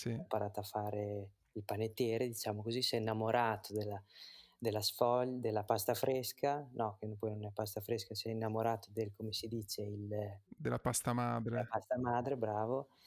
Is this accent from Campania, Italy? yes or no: no; Bologna, Emilia-Romagna, Italy; Io, io sono Bologna Centro. Io abito nella mia, casa che comprò il mio bisnonno più di cento wow. anni fa dove è nata la wow. mia nonna, è nato mio babbo. Io sono nato poi in maternità in via d'Azeglio